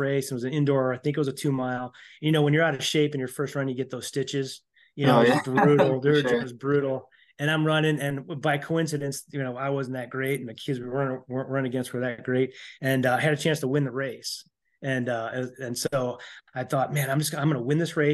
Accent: Chicago, Illinois, United States; moved away; also born or lived in Elmwood Park, Illinois; I grew up in Elmwood Park and in Chicago

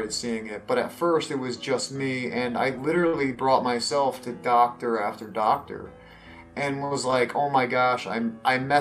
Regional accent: Connecticut, United States; also born or lived in New Haven, Connecticut; Yes, I'm from Connecticut. I was born in New Haven, Connecticut, and then was raised there till I was six, and then moved out to the countryside of Connecticut or the Valley area. Spent most of my life there till I was like 15 in the Valley area

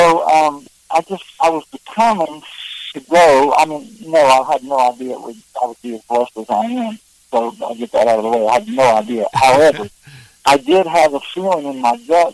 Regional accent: Southern Ohio, United States; moved away as an adult; also born or lived in Nashville; growing up in Southern Ohio, we would always listen to Grand Ole Opry

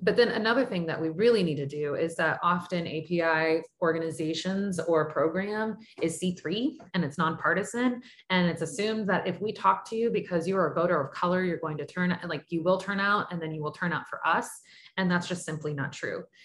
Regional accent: Sugar Land, Texas, United States; I grew up Irish Catholic in Sugarland outside of outside of Houston

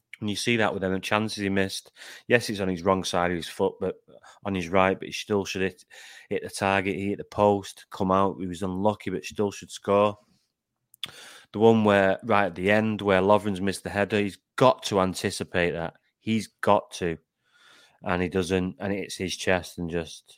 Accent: Manchester, North West England, United Kingdom; I'm from Manchester

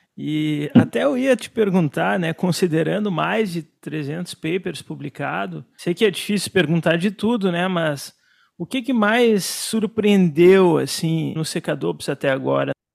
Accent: Brazil; Como brasileiro, nós somos orgulhosos

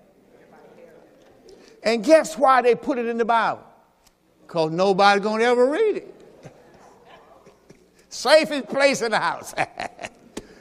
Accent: Mississippi, United States; I'm from Mississippi

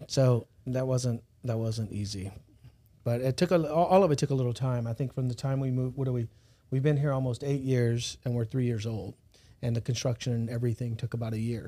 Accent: South Louisiana, United States; moved away as an adult; also born or lived in Los Angeles / San Diego; now in Baton Rouge, United States; I'm from South Louisiana

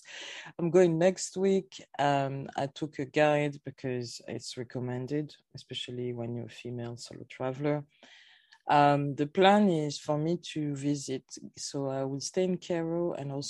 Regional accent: Paris, Île-de-France, France; moved away as an adult; also born or lived in Guadeloupe / Germany / Netherlands / United Kingdom; I'm French Caribbean. I was born in Paris. My parents are originally from Guadeloupe

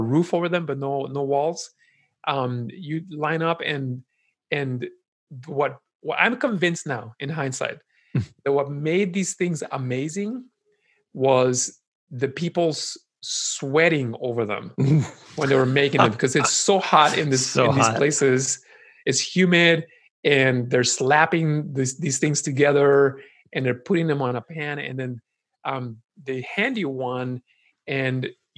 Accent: Guatemala City, Guatemala; moved away; when I was growing up in Guatemala

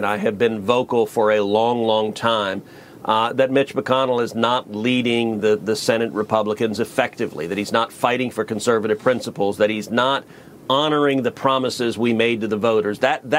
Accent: Texas, United States; my home state of Texas

